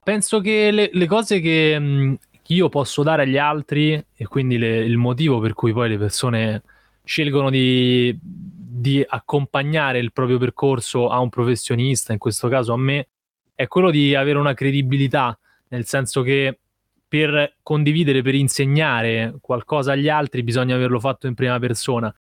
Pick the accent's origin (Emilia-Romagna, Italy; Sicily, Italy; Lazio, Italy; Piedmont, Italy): Lazio, Italy; Rome; ho 26 anni e sono nato a Roma